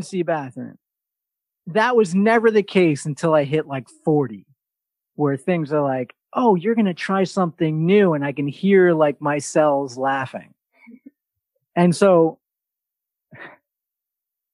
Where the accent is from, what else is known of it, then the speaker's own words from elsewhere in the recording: New York, United States; from New York